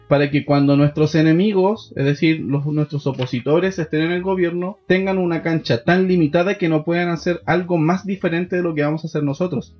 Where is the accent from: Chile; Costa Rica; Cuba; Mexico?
Chile; Me sentí extranjero en mi país